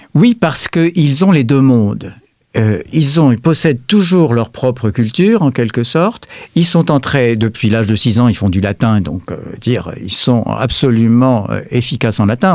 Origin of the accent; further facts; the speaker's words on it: France; nous sommes des Français